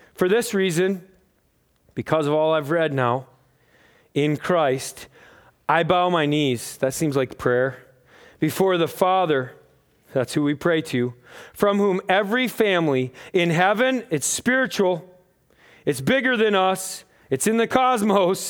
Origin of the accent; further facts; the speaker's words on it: United States; I'm from America